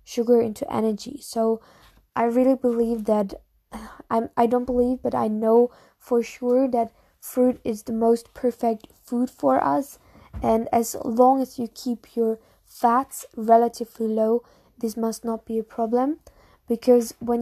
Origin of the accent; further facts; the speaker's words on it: Munich, Bavaria, Germany; English is a second language; I'm from Munich, from Germany